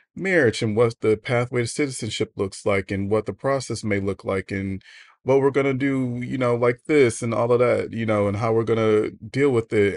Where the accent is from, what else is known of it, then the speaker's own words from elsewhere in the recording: United States; as an American